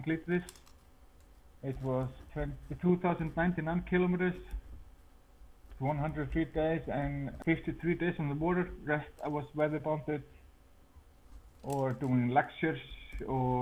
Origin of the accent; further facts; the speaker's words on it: Iceland; I started guiding in 2016 in my hometown. And there is a kayak in our kayak center here in Iceland.